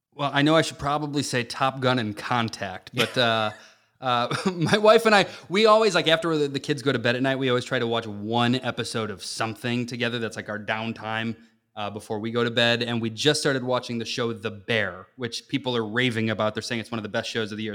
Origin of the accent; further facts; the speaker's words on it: Chicago, Illinois, United States; growing up in the Chicagoland area